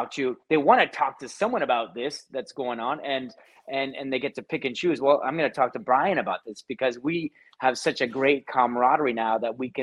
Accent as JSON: {"language": "English", "town": "Hamilton", "region": "Ontario", "country": "Canada", "also_born_or_lived": "Toronto", "moved": "as an adult", "said": "I'm from Hamilton, as you know, originally, but when I made the move to Toronto for my job"}